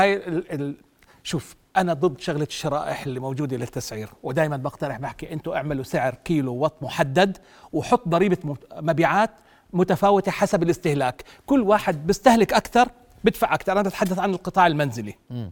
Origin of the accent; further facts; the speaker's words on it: Jordan; إحنا عندنا بالأردن